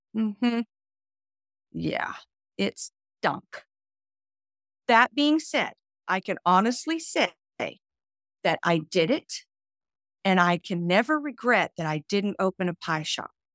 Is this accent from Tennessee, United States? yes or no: yes; Nashville, Tennessee, United States; now in Florida, United States; I moved to Florida, but Nashville is my hometown